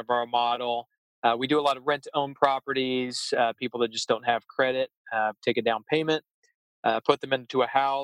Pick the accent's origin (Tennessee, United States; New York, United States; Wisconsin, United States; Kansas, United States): Kansas, United States; Wichita; moved away as an adult; now in San Diego, United States; I was born and raised there.